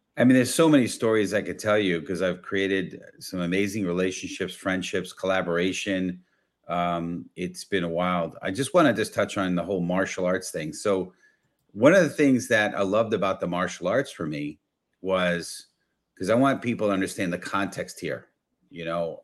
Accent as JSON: {"language": "English", "town": "New York City", "region": "New York", "country": "United States", "tie": "born or raised there", "said": "I grew up in the Bronx"}